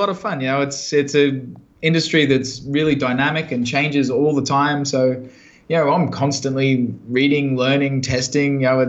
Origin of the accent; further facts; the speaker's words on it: Brisbane, Queensland, Australia; moved away; Yeah, well, I actually grew up in the sticks out past Brisbane. I grew up as a total hick.